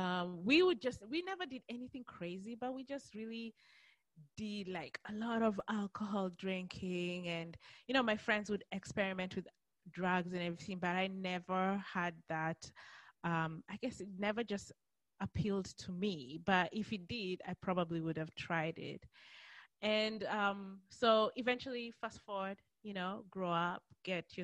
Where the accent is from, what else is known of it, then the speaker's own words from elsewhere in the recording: Kenya; also born or lived in Australia; now in United States; But I'm originally from Kenya